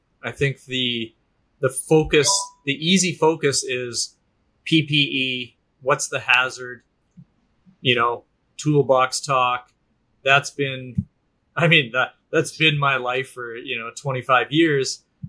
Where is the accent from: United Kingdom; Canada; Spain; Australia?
Canada; Alberta; That's been the sector I grew up in Northern Alberta, in the oil and gas sector.